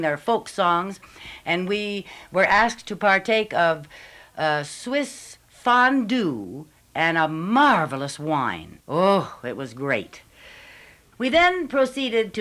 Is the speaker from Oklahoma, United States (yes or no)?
no; New York, United States; I am from New York State